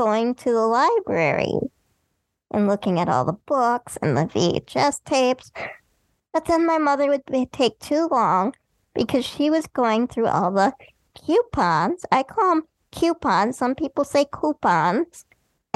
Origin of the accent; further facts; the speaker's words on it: Manitowoc, Wisconsin, United States; I was born in Manitowoc, Wisconsin